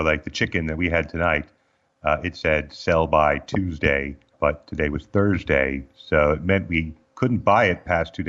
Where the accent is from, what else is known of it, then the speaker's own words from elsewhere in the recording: Southwest, United States; I was raised in the Southwest. These are the pillars of my people